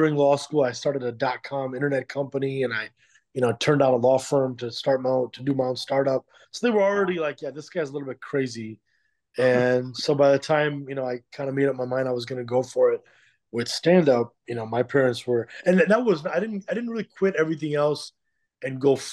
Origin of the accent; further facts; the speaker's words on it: Skokie, Illinois, United States; also born or lived in Chicago; I grew up in a suburb of Chicago called Skokie, Illinois